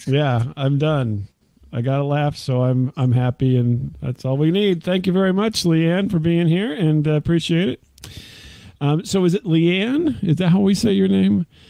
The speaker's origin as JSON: {"language": "English", "region": "downstate Illinois", "country": "United States", "said": "i'm not from chicago i'm actually from uh, downstate illinois"}